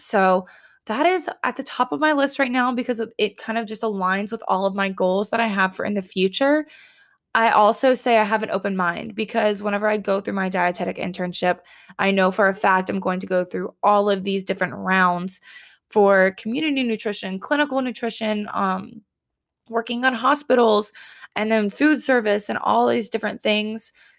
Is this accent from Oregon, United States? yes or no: no; Columbia, South Carolina, United States; My hometown has trains. Columbia, South Carolina has trains.